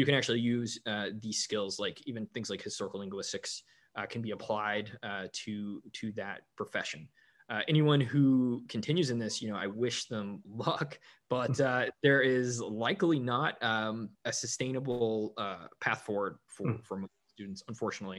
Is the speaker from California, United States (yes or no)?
no; North Georgia, United States; also born or lived in Denmark; now in Cascadia, United States; growing up in Georgia, which is where I'm from, North Georgia, which is very deeply in the Bible Belt